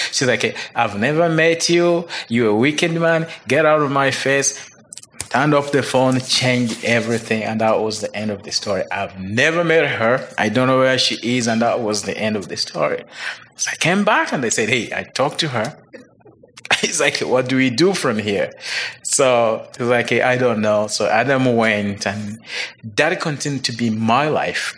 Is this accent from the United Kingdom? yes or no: no; Uganda; moved away as an adult; now in United States; I grew up in Uganda